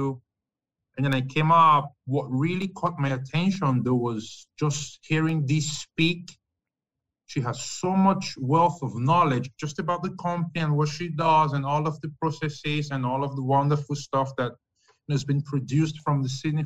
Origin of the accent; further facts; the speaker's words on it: Nigeria; moved away as an adult; also born or lived in New York City, United States / Europe / Canada; now in Florida, United States; I'm from West Africa, Nigeria specifically